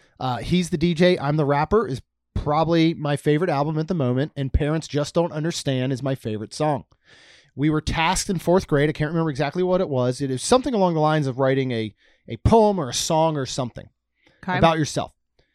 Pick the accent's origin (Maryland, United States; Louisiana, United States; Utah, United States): Maryland, United States; Damascus; Fourth-year-old kid growing up in Damascus, Maryland, right?